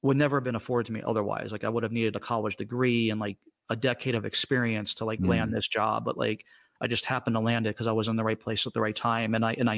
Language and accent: English; Washington, District of Columbia, United States; I grew up in the Washington, D.C. area